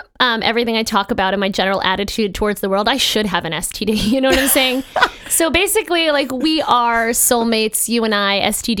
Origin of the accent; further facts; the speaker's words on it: Baltimore, Maryland, United States; my hometown.